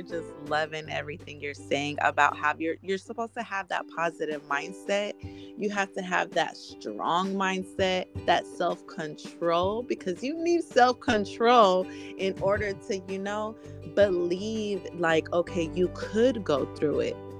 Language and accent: English; San Francisco, California, United States; my family spread it around this whole Bay Area. Like we were all in San Francisco